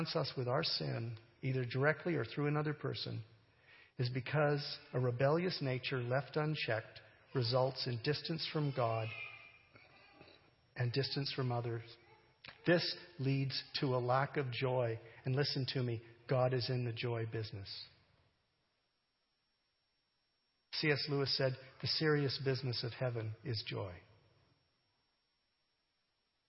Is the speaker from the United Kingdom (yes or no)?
no; Canada; I'm a Canadian